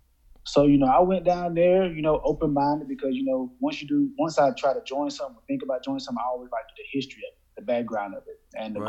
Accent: Wilson, North Carolina, United States; born and raised in Wilson, North Carolina.

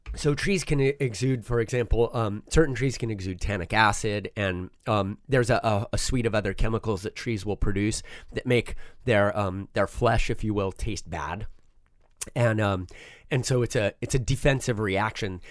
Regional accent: Southern California, United States; also born or lived in Switzerland; I grew up in Southern California

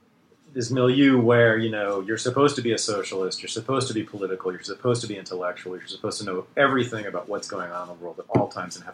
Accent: Berkeley, California, United States; I was born in Berkeley, California, in 1965.

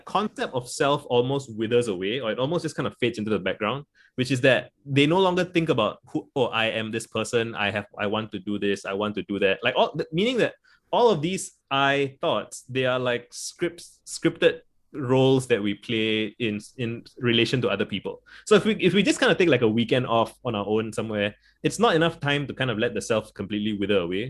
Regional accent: Singapore; I grew up in Singapore

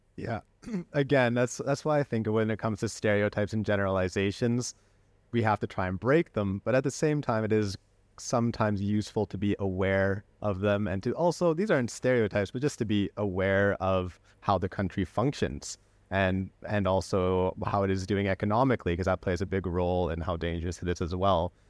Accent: Canada; now in Spain; as someone who was raised in Canada and now lives in Spain, uh, my parents are from Belgium

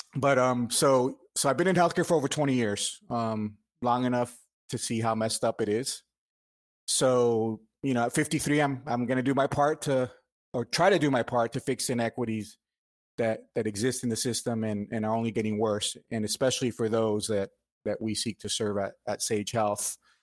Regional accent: Miami, Florida, United States; moved away as an adult; now in Marietta, United States; I'm Cuban American. I was born in Miami, uh, but I, I now live in Marietta, Georgia, um, since two thousand six

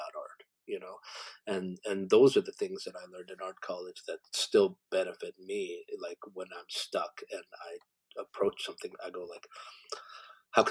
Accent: Canada; also born or lived in Korea; I'm an immigrant to Canada, so I always have an outsider's perspective, you know, I've had that all my life. So because I came here when I was six, to Canada

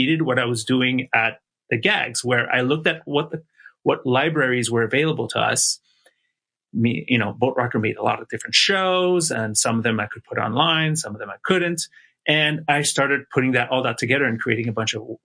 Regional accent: Montreal, Quebec, Canada; moved away as an adult; also born or lived in Toronto, Canada; I moved from my hometown of Montreal, Canada to Toronto

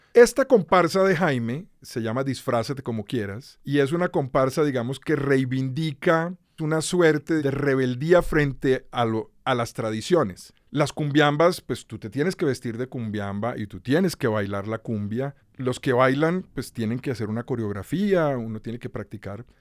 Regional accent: Bogotá, Colombia; also born or lived in Cali; Yo crecí en Bogotá. Yo nací en Cali, pero me vine a vivir a Bogotá con un año, dos años de recién nacido y aquí crecí, digamos.

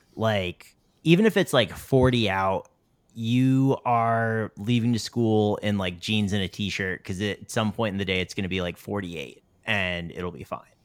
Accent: North Carolina, United States; moved away; I grew up in North Carolina

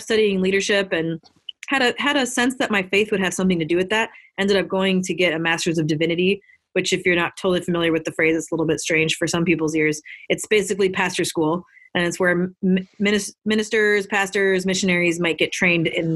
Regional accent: Minneapolis, Minnesota, United States; I grew up in the Twin Cities area in Minneapolis and St. Paul up in Minnesota

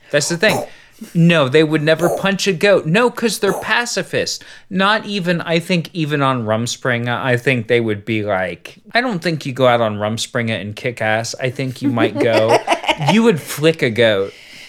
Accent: Southern Ohio, United States; I grew up in Southern Ohio. I didn't grow up in Amish country.

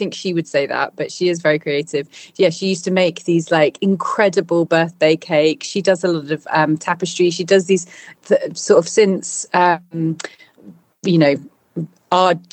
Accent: London, United Kingdom; also born or lived in Battersea; now in Bristol, United Kingdom; when I was five, we moved to London. So mainly I grew up in London

